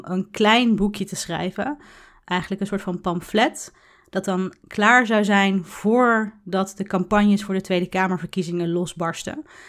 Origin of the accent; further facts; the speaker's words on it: Tiel, Gelderland, Netherlands; met mijn ouders in Tiel, waar ik ben opgegroeid